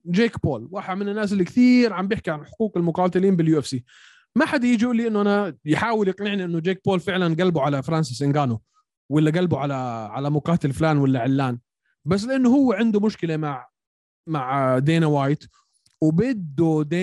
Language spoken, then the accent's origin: Arabic; Syria; انا سوري